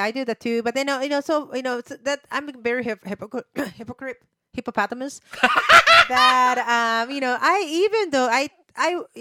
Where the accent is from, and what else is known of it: Japan; English is a second language; moved away